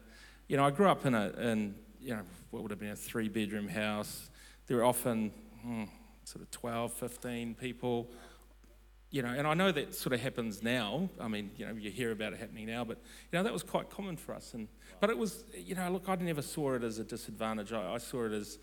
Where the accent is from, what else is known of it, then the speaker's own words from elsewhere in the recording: Auckland, New Zealand; also born or lived in Samoa; like a lot of migrants that come here